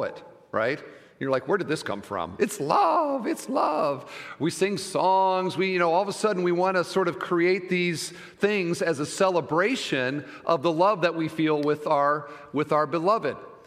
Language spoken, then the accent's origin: English; Iowa, United States; moved away; I'm from Iowa